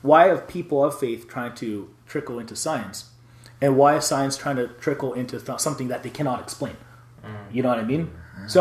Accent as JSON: {"language": "English", "town": "Atlanta", "region": "Georgia", "country": "United States", "tie": "born or raised there", "said": "I grew up in Atlanta, Georgia, in the South"}